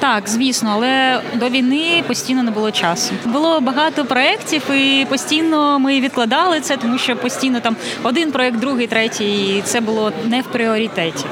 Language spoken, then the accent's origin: Ukrainian; Kyiv, Ukraine; moved away as an adult; особисто я киянка, і я не уявляю себе е, в іншому місці.